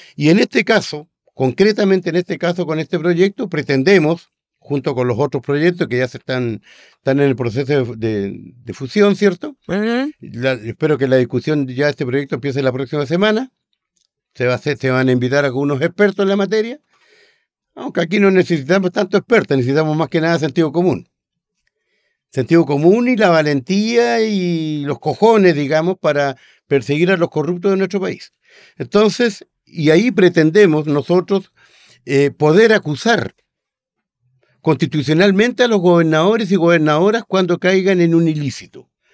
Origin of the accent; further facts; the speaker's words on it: Aysén, Chile; pasando por mi tierra, también por Aysén